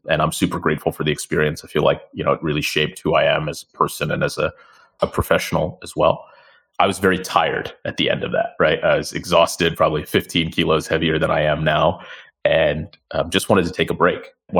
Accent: San Francisco, California, United States; accent: San Franciscan; moved away as an adult; now in London, United Kingdom; You can tell from my accent that I am San Franciscan actually originally. So from the US, born and raised in the Silicon Valley. My parents originally from India, and they moved to the US

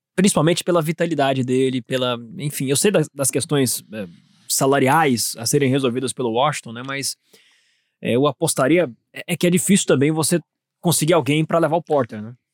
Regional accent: Minas Gerais, Brazil; pode ser de Minas Gerais também, minha terra natal

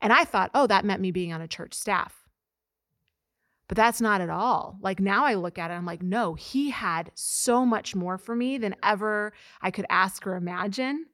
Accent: Mexico, Missouri, United States; I'm from Mexico, Missouri

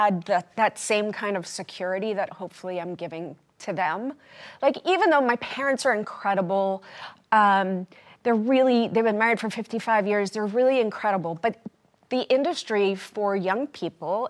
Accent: New York City, New York, United States; accent: New York; I'm from Brooklyn

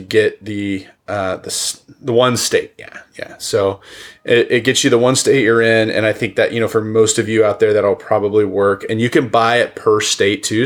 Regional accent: the East, United States; moved away; also born or lived in Oklahoma; I grew up in the East

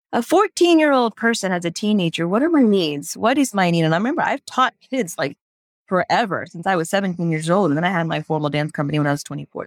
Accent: Houston, Texas, United States; moved away as an adult; also born or lived in India; growing up in the United States, in Houston, Texas

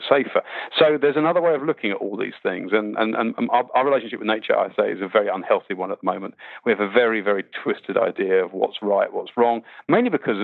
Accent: Winnie the Pooh land, South East England, United Kingdom; I grew up, weirdly enough, I grew up in Winnie the Pooh land

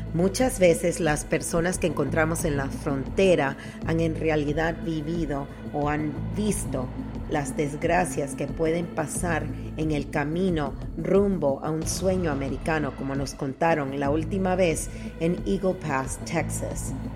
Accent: Panama; yo soy de Panamá

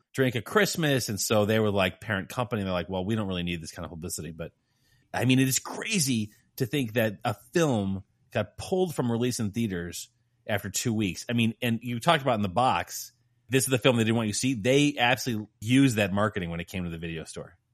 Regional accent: Lake County, Illinois, United States; I grew up in right at the edge of the city

